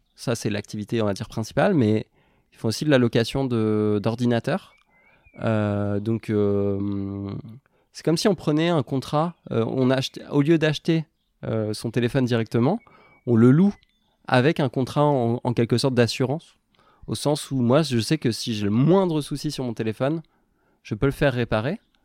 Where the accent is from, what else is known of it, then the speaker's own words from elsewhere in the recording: Normandy, France; j'ai grandi en Normandie